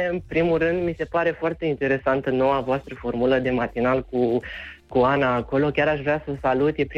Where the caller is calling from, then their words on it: Băicoi, Prahova, Romania; din Băicoi, din Prahova, am mai sunat